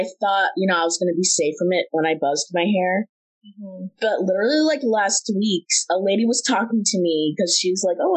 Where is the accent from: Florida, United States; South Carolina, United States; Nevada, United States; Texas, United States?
Texas, United States; Houston; also born or lived in San Diego; I grew up in Houston, very diverse